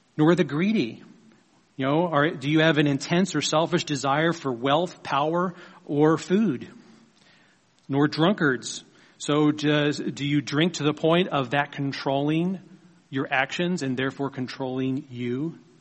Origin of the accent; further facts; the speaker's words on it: United States; our own country, a country that God has blessed us to live in.